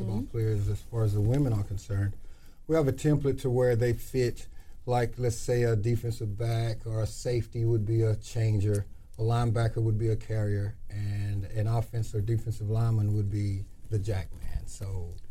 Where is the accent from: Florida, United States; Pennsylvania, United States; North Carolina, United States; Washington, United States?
North Carolina, United States; Lenoir; I'm from Lenoir, North Carolina.